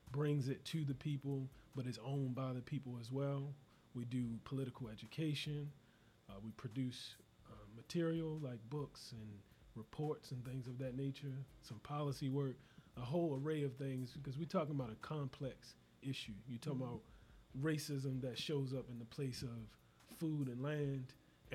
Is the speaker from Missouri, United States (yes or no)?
no; Baltimore, Maryland, United States; I'm coming in from Baltimore, Maryland